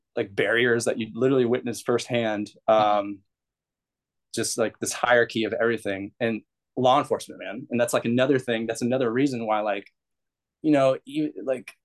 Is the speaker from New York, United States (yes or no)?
no; Bay Area, California, United States; I grew up in the Bay Area